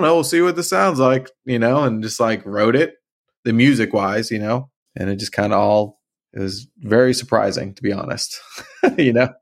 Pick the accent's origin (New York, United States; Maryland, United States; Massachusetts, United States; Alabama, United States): Massachusetts, United States; Marlborough; I grew up in Marlborough